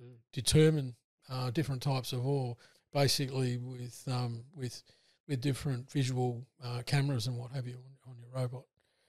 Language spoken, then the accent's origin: English; Broken Hill, New South Wales, Australia; I was born in Broken Hill. Yeah. You can't sort of get away from mining if you're born in Broken Hill.